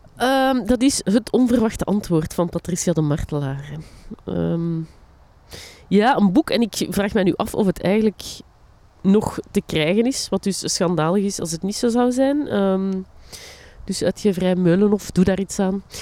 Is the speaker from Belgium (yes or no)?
yes; Linden, Flanders, Belgium; also born or lived in Borgerhout; now in Antwerp, Belgium; waar ik opgegroeid ben, hè, of de dorpsschool van Linden